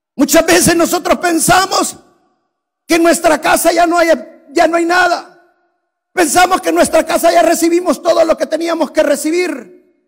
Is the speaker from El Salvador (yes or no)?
yes; El Salvador; moved away; En mi país hay un valle que es el valle de jiboa es un valle precioso.